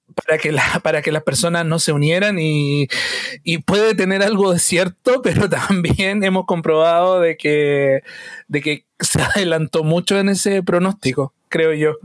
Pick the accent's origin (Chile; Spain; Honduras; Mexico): Chile; desde chiquititos estamos criados con un Chile estrecho